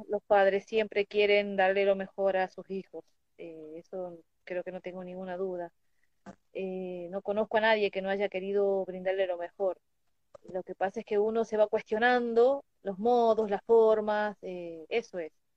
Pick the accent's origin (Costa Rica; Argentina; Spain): Argentina; Tucumán; now in Mendoza, Argentina; yo soy tucumana